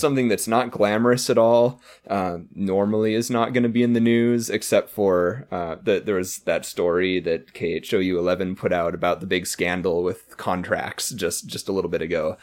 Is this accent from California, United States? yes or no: no; North Dakota, United States; now in Houston, United States; the state I grew up